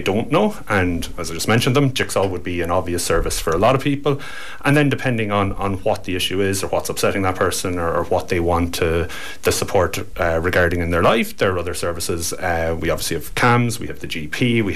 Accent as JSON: {"language": "English", "area": "Cork", "region": "Munster", "country": "Ireland", "said": "I'm not from Kerry. I'm from across the border. I'm from Cork"}